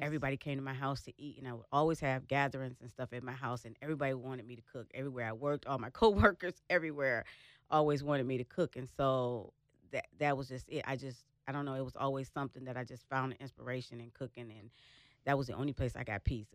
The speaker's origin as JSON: {"language": "English", "region": "Michigan", "country": "United States", "moved": "yes", "lives_now": "Dallas, United States", "said": "I'm originally from Michigan"}